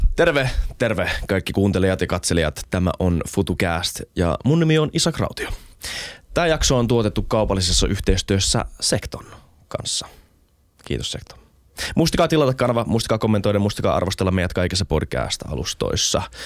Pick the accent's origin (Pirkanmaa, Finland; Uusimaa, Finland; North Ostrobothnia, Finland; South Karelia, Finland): Uusimaa, Finland; Helsinki; mä oon tosi elitistinen helsinkiläinen